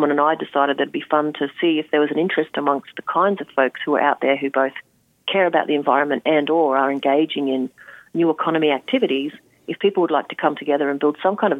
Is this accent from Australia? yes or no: yes; Australia; as an Australian